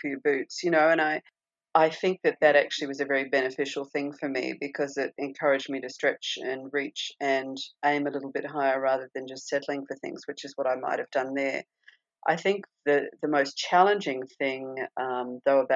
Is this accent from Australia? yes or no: yes; Australia; first language English; moved away as an adult; also born or lived in Perth; now in United States; So when growing up, I used to watch American TV shows and English TV shows and Australian TV shows.